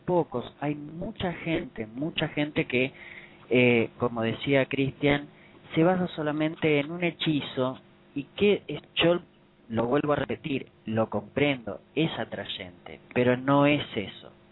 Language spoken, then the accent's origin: Spanish; Buenos Aires, Argentina; yo acá en, en mi país, en Buenos Aires